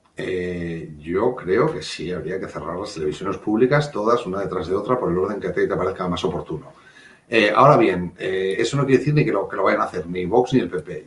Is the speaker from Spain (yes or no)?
yes; Asturias, Spain; como buen asturiano